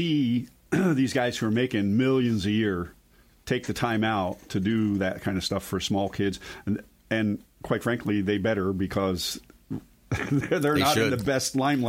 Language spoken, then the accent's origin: English; East Coast, United States; moved away; I grew up on the East Coast